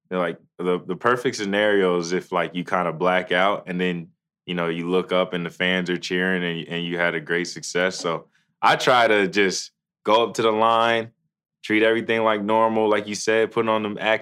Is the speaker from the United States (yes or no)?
yes; Boston, Massachusetts, United States; now in Moorpark, United States; I'm from the East Coast, in Boston specifically